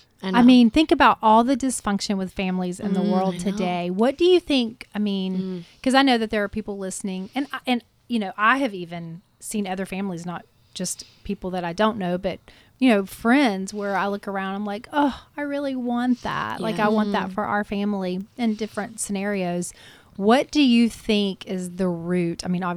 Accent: Southern United States, United States; But I think we're kind of socialized growing up in the South just to be agreeable

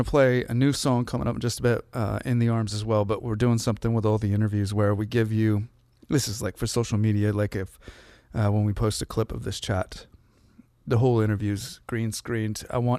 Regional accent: Seattle, Washington, United States; my growing up in Seattle, you know, in the church

